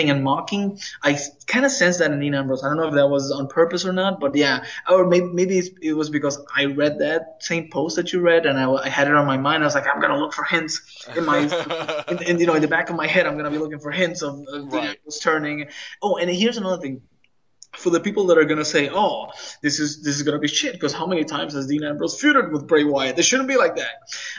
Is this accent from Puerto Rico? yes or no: yes; Puerto Rico; I'm Latino, you know, I'm from Puerto Rico